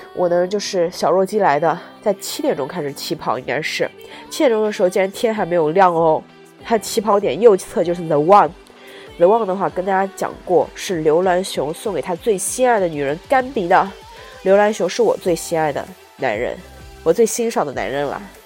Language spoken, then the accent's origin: Chinese; Jiangsu, China; now in Guangdong, China; 因为我的家乡是江苏的话